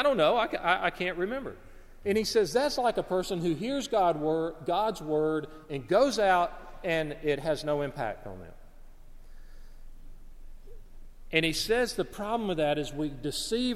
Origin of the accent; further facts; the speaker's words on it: Alabama, United States; I'm from Alabama.